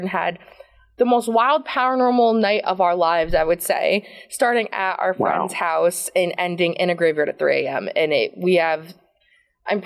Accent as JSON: {"language": "English", "town": "Woodbridge", "region": "New Jersey", "country": "United States", "tie": "born or raised there", "said": "in Woodbridge, shout out to Woodbridge, hello, it's my hometown"}